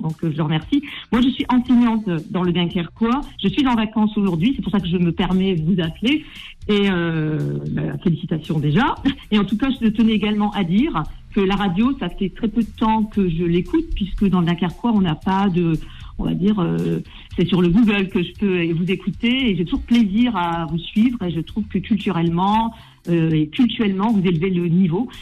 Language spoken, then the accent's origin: French; Maubeuge, Hauts-de-France, France; je suis née, je suis née à Mauveuge